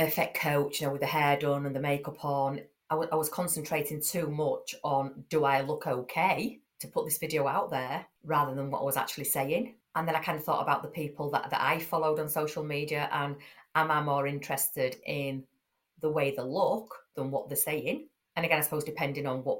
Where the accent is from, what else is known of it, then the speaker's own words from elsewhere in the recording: Yorkshire and the Humber, United Kingdom; I'm from Yorkshire, I speak how I speak, it's no good trying to kind of put this voice on and this posh accent if I haven't got it